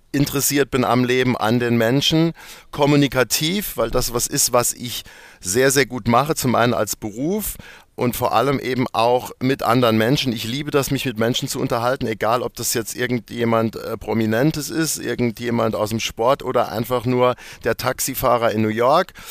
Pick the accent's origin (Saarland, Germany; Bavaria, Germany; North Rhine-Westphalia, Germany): Saarland, Germany; Bexbach; also born or lived in Neunkirchen; Weil ich bin in Neunkirchen geboren, das stimmt. Äh, bin aber dann aufgewachsen in Bexbach. Das ist ein kleiner Ort, zehn Kilometer davon weg. Und ich bin dort wirklich auf dem Land aufgewachsen, in einem richtigen Kaff.